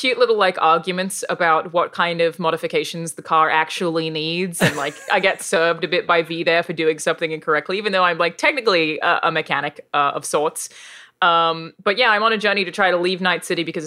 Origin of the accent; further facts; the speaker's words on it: Australia; accent: Australian; my actual accent, being an Australian accent